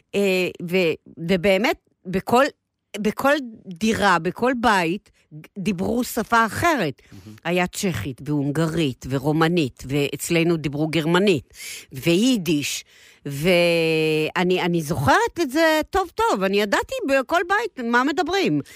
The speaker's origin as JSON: {"language": "Hebrew", "country": "Israel", "tie": "born or raised there", "said": "נולדנו ב-49, אוקיי? אוקיי. ואנחנו הילדים הראשונים של מדינת ישראל, הצברים"}